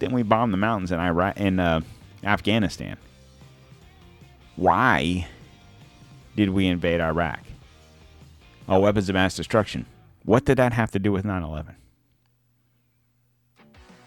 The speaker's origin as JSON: {"language": "English", "country": "United States", "said": "we as Americans"}